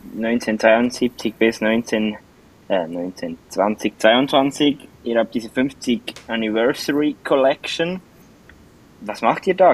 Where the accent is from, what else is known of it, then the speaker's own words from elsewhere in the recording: Switzerland; von uns Schweizer